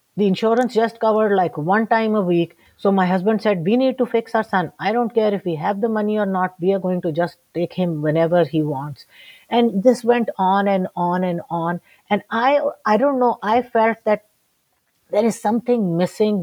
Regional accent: Lahore, Punjab, Pakistan; I'm from Lahore, Pakistan.

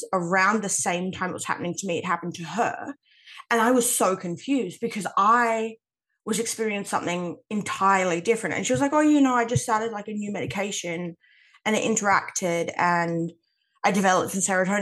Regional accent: Western Australia, Australia; I'm Australian.

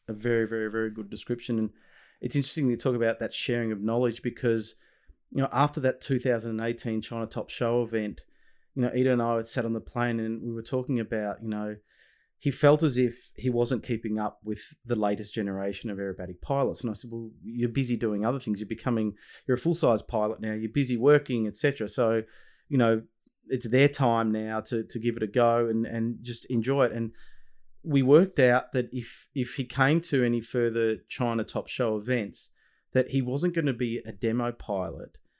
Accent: Australia; your Australian father

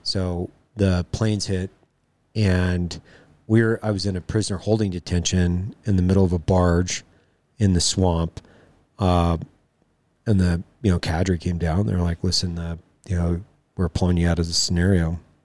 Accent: Lewiston, Idaho, United States; I grew up in Lewiston, Idaho, uh, on the Clearwater

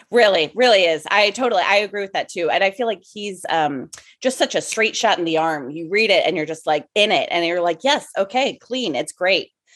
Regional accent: Arcata, California, United States; also born or lived in San Francisco Bay Area; now in Los Angeles, United States; I'm from originally a little town in Northern California called Arcata

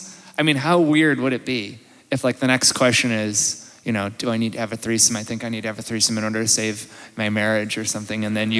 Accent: Tasmania, Australia; Everywhere, but I'm from Tasmania. That's south.

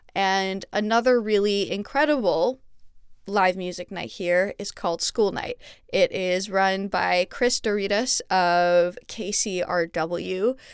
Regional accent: Montreal, Quebec, Canada; moved away as an adult; now in Los Angeles, United States; my hometown of Montreal

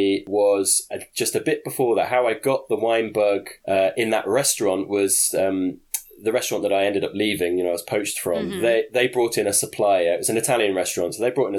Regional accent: Lincolnshire, East Midlands, United Kingdom; I'm from Lincolnshire, in a nice sort of sleepy town.

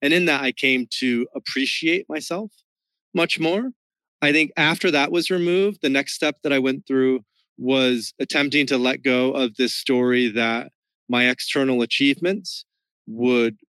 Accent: West Michigan, United States; now in Miami, United States; the culture that I grew up in West Michigan was even more conventional, like super Midwest conventional

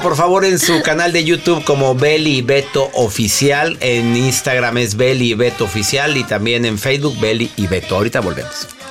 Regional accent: Monterrey, Nuevo León, Mexico; de donde somos, de Monterrey

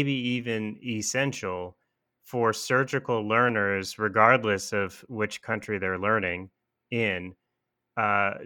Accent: Washington, District of Columbia, United States; I grew up and trained in Washington, D.C.

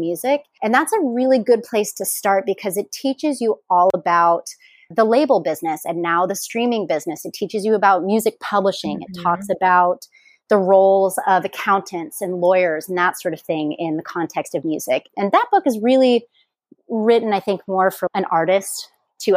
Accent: Indianapolis, Indiana, United States; moved away as an adult; also born or lived in Bloomington, Indiana / Los Angeles, California; now in Oahu, United States; So I am from Indianapolis, Indiana. That is where I grew up

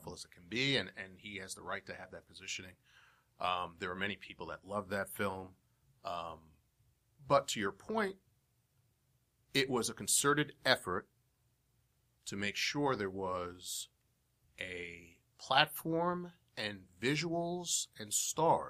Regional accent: New York City, New York, United States; I'm from Brooklyn. I was born in Brooklyn

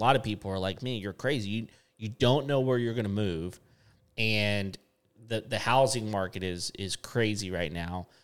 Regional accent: West Texas, United States; moved away; I grew up in West Texas

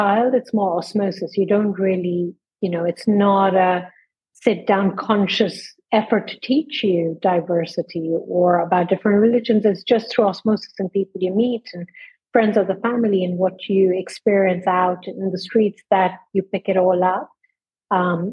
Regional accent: India; also born or lived in London, United Kingdom / Ireland; now in Dubai, United Arab Emirates; And when I was 4 years old, my mother took me to see my maternal grandmother in India, where my mother was from. And through a series of circumstances, we ended up staying 14 years there.

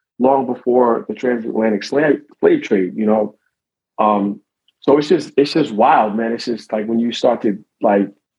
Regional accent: United States; we're American

